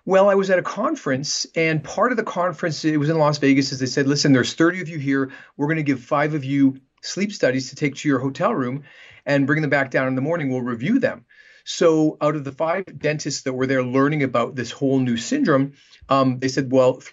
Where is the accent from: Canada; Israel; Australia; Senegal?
Canada; moved away as an adult; also born or lived in Vancouver, Canada; now in Manhattan Beach, United States; I'm Canadian, and um, I practiced in Canada for about ten years in Vancouver before moving down to Los Angeles, and I've been here in Manhattan Beach for the last 20 years.